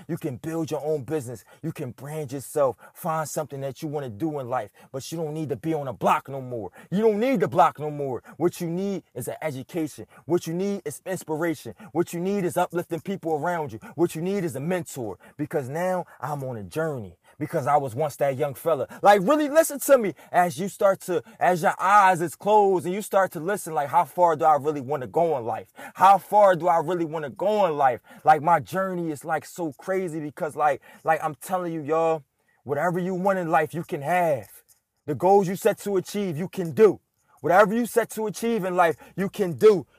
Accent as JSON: {"language": "English", "town": "Philadelphia", "region": "Pennsylvania", "country": "United States", "tie": "born or raised there", "said": "I'm born and raised in Philadelphia, lived there my whole life"}